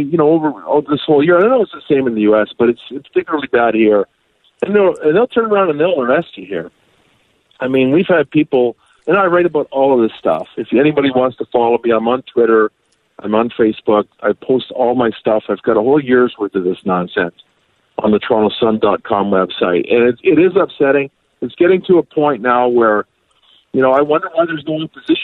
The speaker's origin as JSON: {"language": "English", "country": "Canada", "tie": "born or raised there", "said": "I grew up in Canada"}